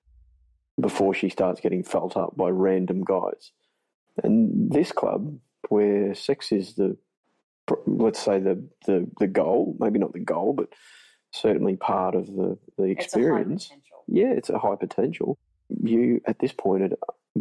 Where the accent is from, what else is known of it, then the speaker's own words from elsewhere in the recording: Australia; we're Australian. Thongs are things that we wear on our feet